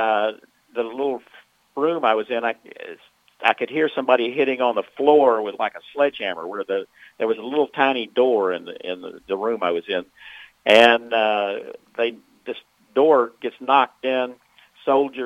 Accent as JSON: {"language": "English", "town": "Memphis", "region": "Tennessee", "country": "United States", "tie": "born or raised there", "said": "I'm from Memphis"}